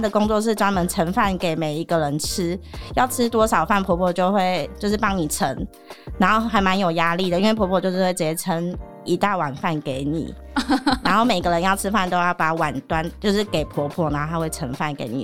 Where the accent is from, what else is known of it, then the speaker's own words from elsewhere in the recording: Taiwan; 可能我们台湾人平常不会买